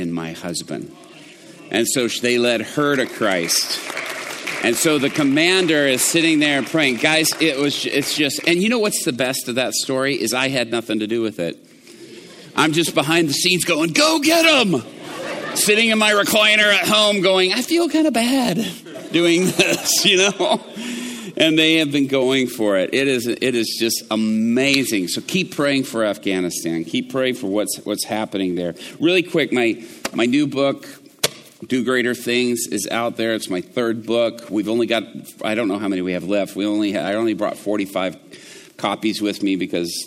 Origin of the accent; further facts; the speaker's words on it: Atlanta, Georgia, United States; growing up in Atlanta